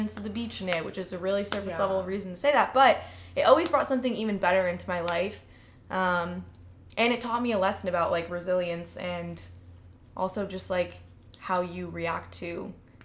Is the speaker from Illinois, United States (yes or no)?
yes; Chicago, Illinois, United States; moved away as an adult; I grew up in Chicago